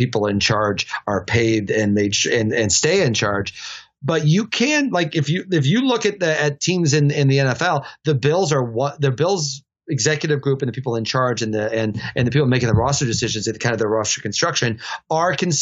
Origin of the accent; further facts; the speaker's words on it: rural Illinois, United States; moved away as an adult; now in New York, United States; I grew up in rural Illinois